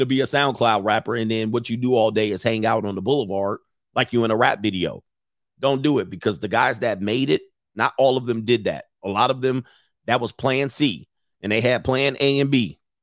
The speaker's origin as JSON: {"language": "English", "town": "Los Angeles", "region": "California", "country": "United States", "tie": "born or raised there", "said": "growing up in the San Fernando Valley in my teen years"}